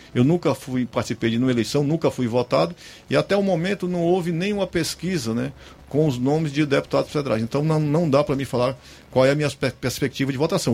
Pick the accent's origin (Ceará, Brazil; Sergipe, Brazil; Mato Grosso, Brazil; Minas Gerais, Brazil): Ceará, Brazil; Alto Santo; eu sou cearense, nasci na cidade de Alto Santo em 1967, no, no vale, da, do, no vale do Jaguaribe